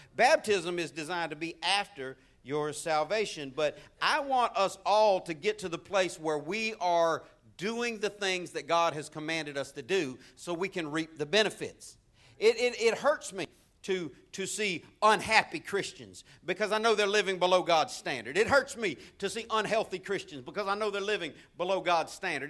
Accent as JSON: {"language": "English", "region": "Florida", "country": "United States", "tie": "born or raised there", "said": "as a kid growing up in Florida"}